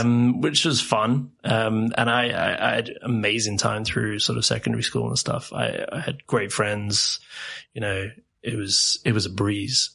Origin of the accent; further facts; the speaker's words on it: England, United Kingdom; moved away as an adult; also born or lived in South Africa; now in Sweden; I, was born in England and then spent sort of formative years. So I guess from like yeah, seven eight months to around eight nine years old in South Africa, and then okay. moved to England.